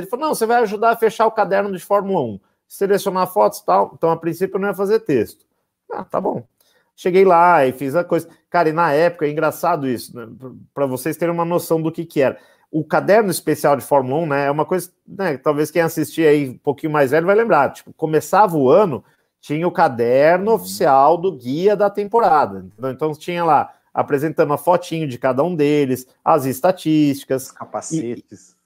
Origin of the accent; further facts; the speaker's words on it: Brazil; a gente é brasileiro, se identifica e é natural